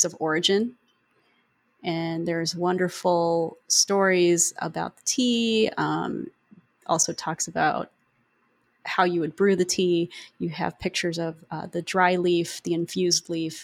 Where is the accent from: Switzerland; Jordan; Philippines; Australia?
Philippines; I am Filipino